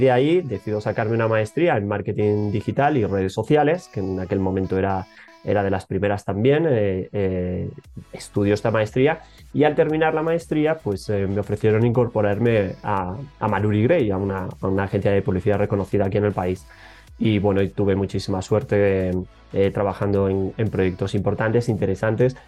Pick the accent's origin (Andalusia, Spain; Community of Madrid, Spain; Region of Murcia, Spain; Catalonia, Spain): Community of Madrid, Spain; Madrid; moved away as an adult; now in Ecuador; vengo desde España, yo nací en Madrid, pero ya muy jovencito me picaba descubrir aires nuevos